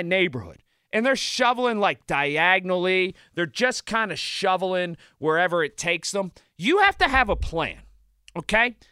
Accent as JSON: {"language": "English", "town": "Sharpsburg", "region": "Pennsylvania", "country": "United States", "tie": "born or raised there", "said": "the old Italian men that I grew up with in Sharpsburg"}